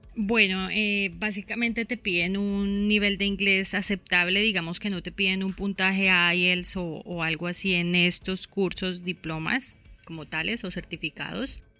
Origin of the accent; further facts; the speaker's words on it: Bogotá, Colombia; moved away as an adult; now in Australia; yo originalmente soy de Bogotá, Llevo aquí aproximadamente cinco años